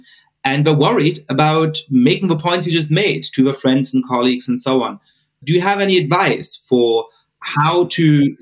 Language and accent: English; Bavaria, Germany; moved away; also born or lived in Cambridge, Massachusetts; growing up in Germany.